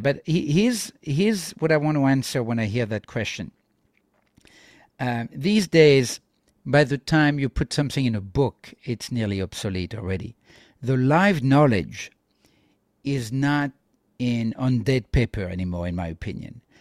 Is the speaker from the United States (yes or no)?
no; France; I'm from France